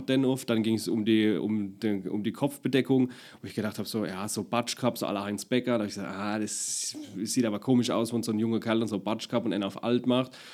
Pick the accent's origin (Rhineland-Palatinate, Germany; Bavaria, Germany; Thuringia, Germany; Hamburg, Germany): Rhineland-Palatinate, Germany; Deidesheim; accent: Palatinate; also born or lived in Baden-Württemberg; ich komme ja aus Deidesheim, also bei mir ist wirklich Deidesheim der prägnante Ort. Mhm. Die Oma ist Ur-Deidesheimerin und mein Papa ist auch von dort, meine Mama ist aus dem Ort dran. Und das meiste Leben hat sich wirklich in, in Deidesheim und Umgebung um, abgespielt